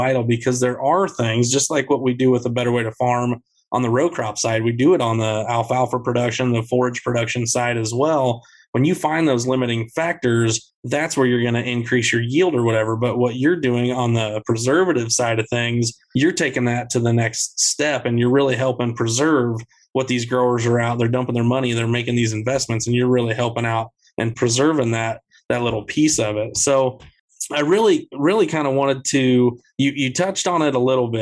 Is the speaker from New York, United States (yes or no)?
no; Central Iowa, United States; growing up in Central Iowa